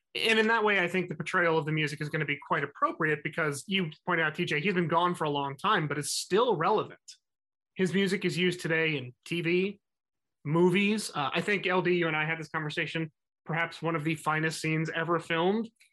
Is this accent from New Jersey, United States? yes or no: yes; New Jersey, United States; my home state, New Jersey